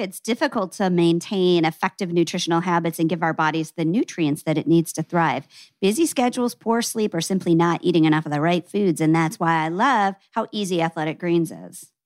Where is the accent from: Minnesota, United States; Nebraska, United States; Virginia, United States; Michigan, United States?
Nebraska, United States; Omaha; "I'm from Nebraska." He goes, "Omaha?" I go, "Yeah."